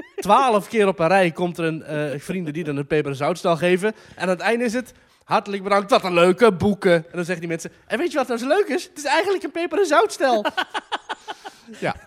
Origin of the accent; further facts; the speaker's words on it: Netherlands; ik uit Nederland kom